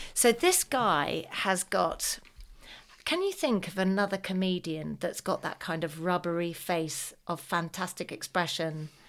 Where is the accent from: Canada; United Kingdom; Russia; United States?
United Kingdom; as a Brit